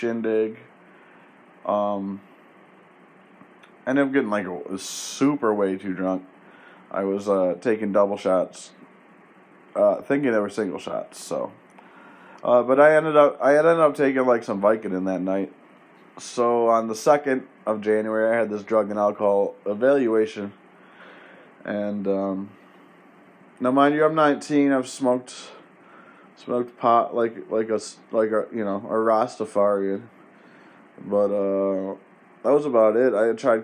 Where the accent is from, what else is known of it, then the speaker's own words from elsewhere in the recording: Penfield, New York, United States; I'm from Penfield